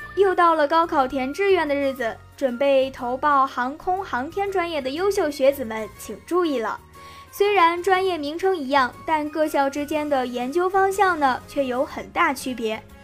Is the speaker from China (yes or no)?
yes; China; 我们中国人有一句老话